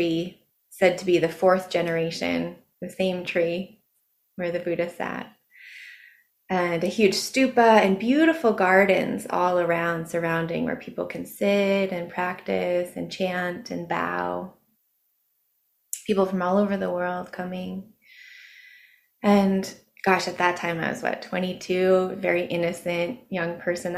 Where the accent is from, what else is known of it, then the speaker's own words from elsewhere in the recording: Ashland, United States; Ashland, my hometown